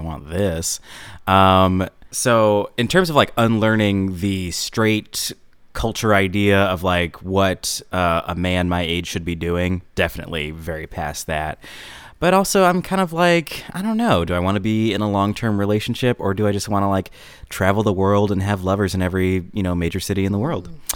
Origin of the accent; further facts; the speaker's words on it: Lombard, Illinois, United States; I am from Lombard, Illinois